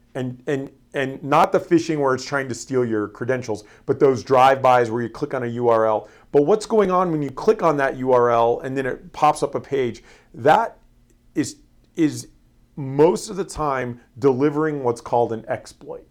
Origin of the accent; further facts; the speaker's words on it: Florida, United States; moved away; I was born and raised in Florida